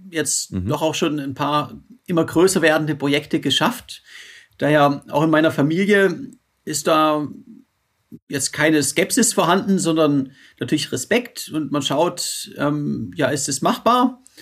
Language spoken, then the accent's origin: German; Roth, Bavaria, Germany; die Challenge Rot bei, bei Nürnberg. Meine Heimat.